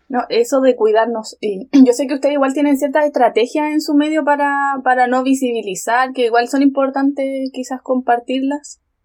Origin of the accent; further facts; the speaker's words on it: San Javier, Maule, Chile; Yo pertenezco a una comuna que es súper chiquitita, que es San Javier, que está al sur de Talca.